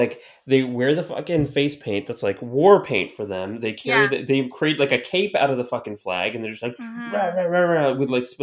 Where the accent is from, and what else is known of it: Canada; born or raised there